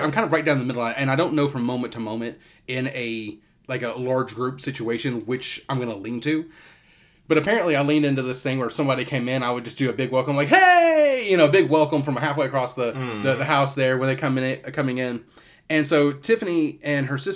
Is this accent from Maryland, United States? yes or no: no; Kentucky, United States; moved away as an adult; now in Florida, United States; I grew up in Kentucky, ended up moving down to Florida. back in 2009